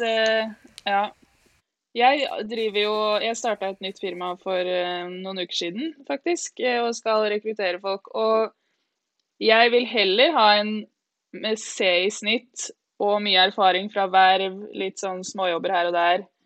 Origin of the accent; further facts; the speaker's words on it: Lillehammer, Innlandet, Norway; also born or lived in Ås, Akershus, Norway; oppvokst i Ås, og så flytta vi til Lillehammer da jeg begynte i fjerde klasse, så jeg på en måte litt ah. lillehamring også.